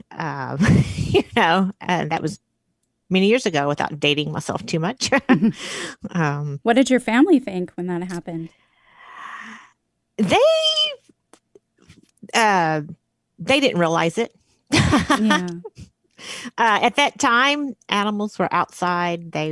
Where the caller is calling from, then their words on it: Arch Cape, Oregon, United States; I am in Arch Cape, Oregon right now